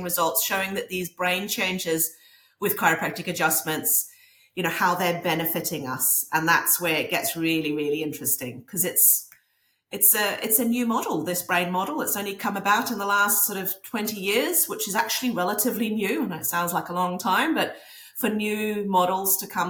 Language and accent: English; Norway; now in New Zealand; I grew up in Norway, so that's why I'm over here in Norway.